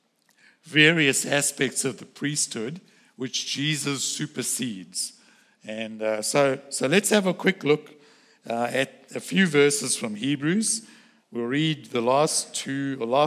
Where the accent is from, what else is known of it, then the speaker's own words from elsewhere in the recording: South Africa; moved away; I grew up in South Africa